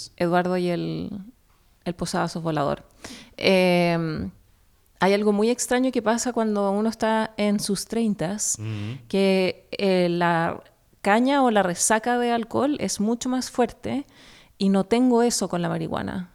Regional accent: Chile; now in New York, United States; vienesa en chileno

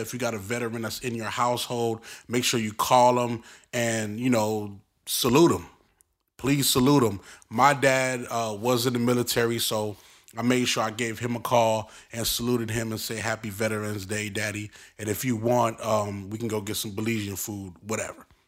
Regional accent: Brooklyn, New York, United States; accent: Brooklyn; moved away; also born or lived in Inglewood, Los Angeles; I'm from Brooklyn.

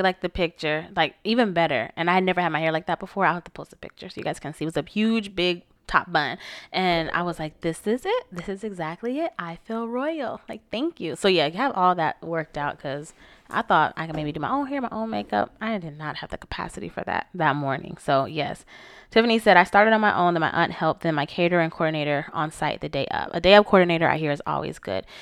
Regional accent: Florida, United States; born or raised there

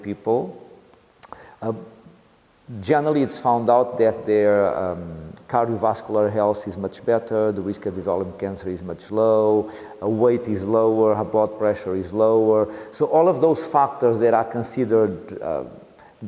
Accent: Leiria, Centro, Portugal; I'm from Leiria near Coimbra

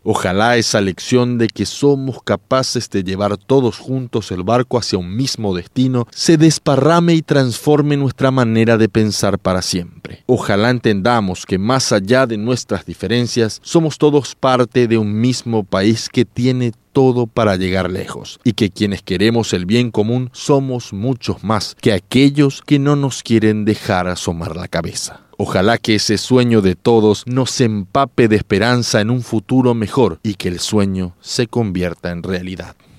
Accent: Paraguay; Los paraguayos somos capaces de todo, como cualquier nación

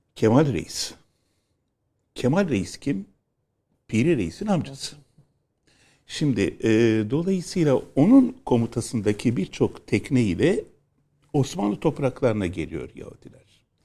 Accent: Istanbul, Turkey; also born or lived in Moda, Istanbul; memleket neresi? dedi. İstanbul dedim

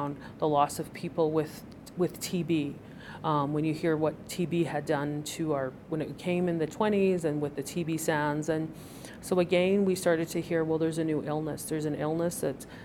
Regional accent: Piikani Nation, southern Alberta, Canada; moved away as an adult; now in Calgary, Canada; I'm from the Piikani Nation in the Blackfoot Confederacy in southern Alberta, and I've lived here in Calgary for about 9 years

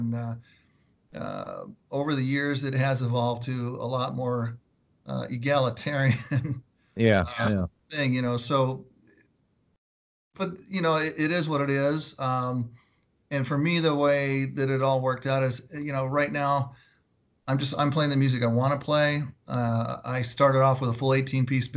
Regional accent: Southern California, United States; also born or lived in Los Angeles, California / Orange County, California; I grew up in Southern California, so I grew up around LA as a younger kid, and then we moved to Orange County and lived in Garden Grove and Huntington Beach

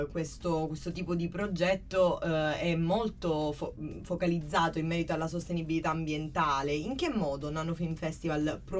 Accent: Palermo, Sicily, Italy; Io sono di Palermo

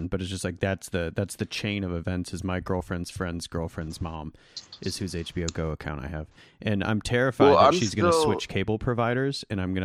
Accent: Northern Michigan, United States; I grew up in Northern Michigan.

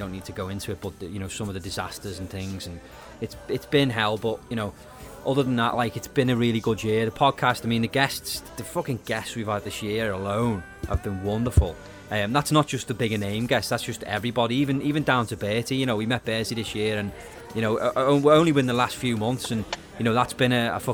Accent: United Kingdom

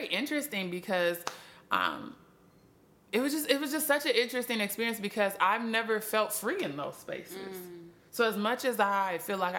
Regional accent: Minnesota, United States; moved away; I'm from Minnesota

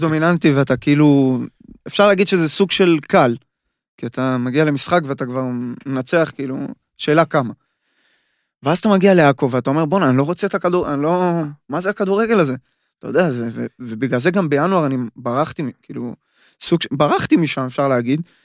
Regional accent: Israel; moved away as an adult; now in Austria; אנחנו ישראלים

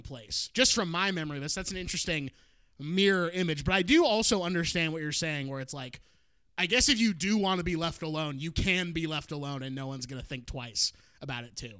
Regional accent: Portland, Oregon, United States; moved away; also born or lived in Cleveland, Ohio / Orange County, California; my my parents and I moved to the Portland suburbs

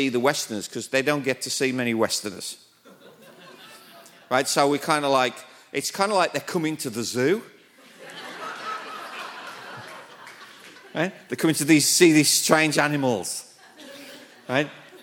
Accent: United Kingdom; accent: British; moved away as an adult; now in Thailand; this British accent because even in Britain, they don't understand my accent.

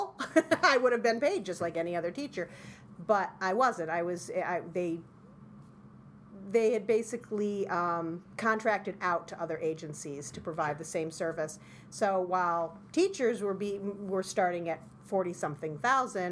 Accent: Whitesboro, New York, United States; also born or lived in Utica / Clinton; I was in Utica, Whitesboro, Clinton

